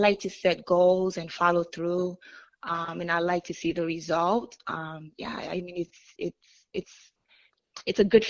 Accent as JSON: {"language": "English", "town": "Miami", "region": "Florida", "country": "United States", "tie": "born or raised there", "also_born_or_lived": "Haiti", "moved": "as an adult", "lives_now": "California, United States", "said": "Originally, I was born in Haiti, grew up in Miami. Actually, my parents moved me to the States at the age of 9 years old, and I've been living in Miami for several years until about 4 years ago, I moved to California."}